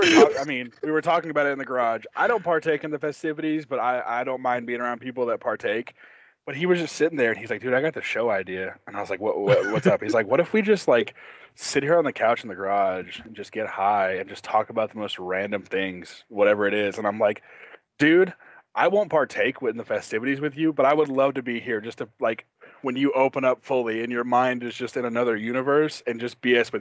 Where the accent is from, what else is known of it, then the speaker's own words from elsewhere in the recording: California, United States; also born or lived in Oklahoma; So I moved, so I'm originally from California. That's where I was born. We'll start there. Military family, moved a lot.